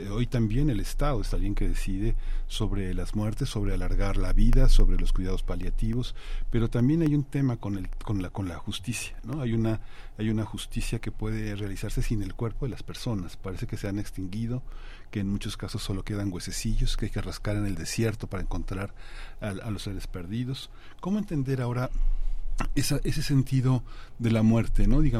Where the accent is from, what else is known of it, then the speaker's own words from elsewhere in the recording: Colombia; ahora que tú comentas soy colombiano hay una hay una idea de la muerte que ha atravesado el continente